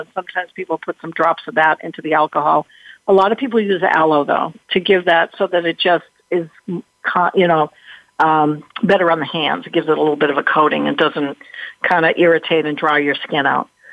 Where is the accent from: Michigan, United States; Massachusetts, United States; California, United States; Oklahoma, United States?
Massachusetts, United States; I'm from Massachusetts